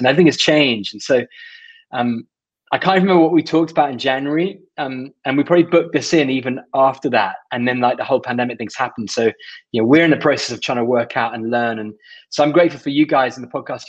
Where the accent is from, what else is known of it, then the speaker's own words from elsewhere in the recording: United Kingdom; as a British person